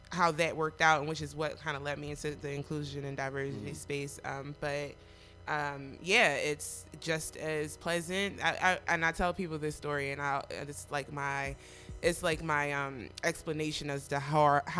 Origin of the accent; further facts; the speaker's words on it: Philadelphia, Pennsylvania, United States; I am from